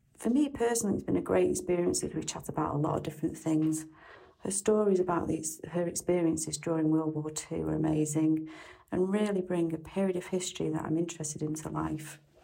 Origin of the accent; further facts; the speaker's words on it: Manchester, North West England, United Kingdom; also born or lived in Croatia; I'm from Manchester, England